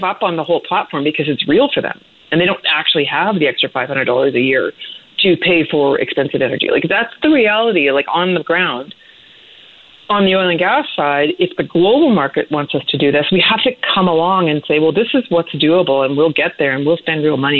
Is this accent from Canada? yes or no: yes; Saskatchewan, Canada; moved away; I grew up in Saskatchewan